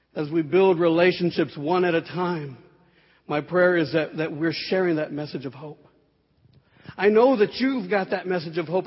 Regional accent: San Antonio, Texas, United States; I grew up here in San Antonio

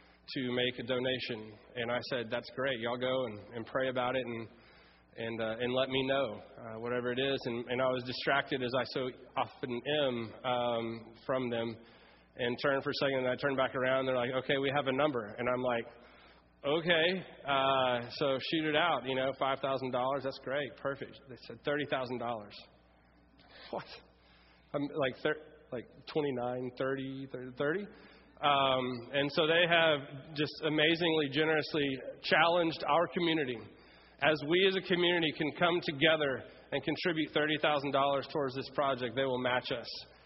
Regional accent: Ruston, Louisiana, United States; moved away as an adult; also born or lived in Fort Worth, Texas / San Antonio, Texas; I grew up in the Episcopal Church, and I've been baptized as a baby and went through confirmation in Ruston, Louisiana at Redeemer Episcopal Church

